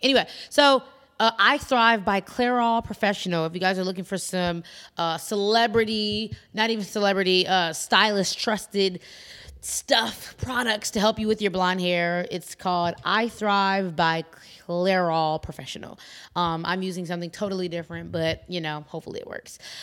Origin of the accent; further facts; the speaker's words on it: Chicago, Illinois, United States; I come from Chicago